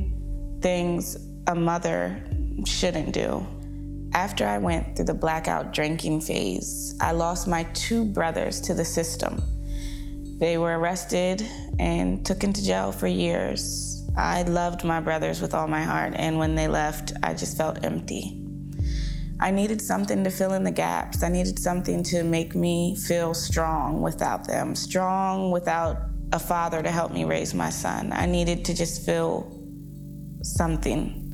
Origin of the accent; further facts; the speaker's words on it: Hagerstown, Maryland, United States; I'm from Hagerstown